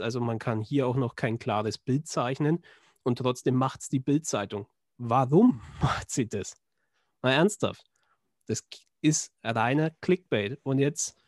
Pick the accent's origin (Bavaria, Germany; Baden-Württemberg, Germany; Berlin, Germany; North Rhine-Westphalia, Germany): Bavaria, Germany; Schwabach; in Schwabach, also meiner Heimat